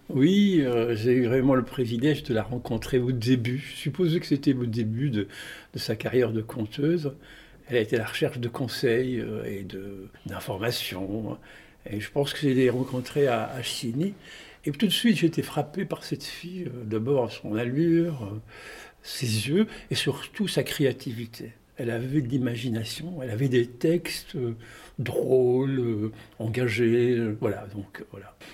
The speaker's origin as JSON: {"language": "French", "town": "Tunis", "region": "Tunis Governorate", "country": "Tunisia", "tie": "born or raised there", "also_born_or_lived": "Marseille, France", "moved": "as an adult", "said": "j'ai grandi à Tunis jusqu'à l'âge de 18 ans."}